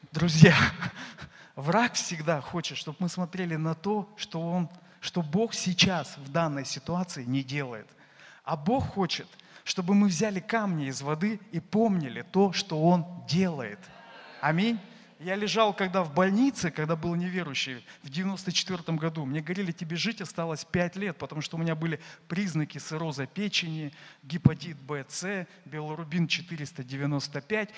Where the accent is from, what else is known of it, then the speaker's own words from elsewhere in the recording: Saint Petersburg, Russia; я из Петербурга